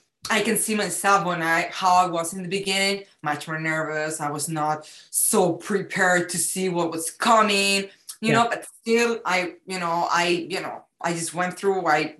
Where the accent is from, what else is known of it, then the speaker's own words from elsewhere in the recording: Spain; now in United States; it's like a little extra ingredient that it's mixing America, what I learned here, plus who I am from Spain.